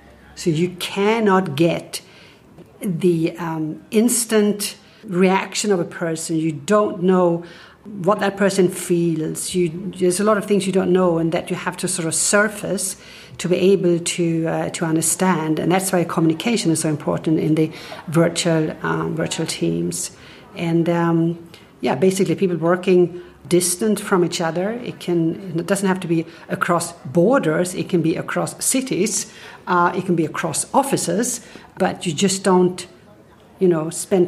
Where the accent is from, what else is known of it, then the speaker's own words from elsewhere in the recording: Stockholm, Stockholm County, Sweden; I'm originally from Stockholm